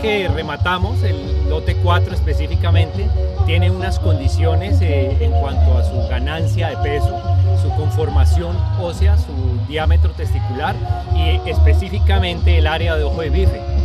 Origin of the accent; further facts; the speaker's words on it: Colombia; yo soy colombiano.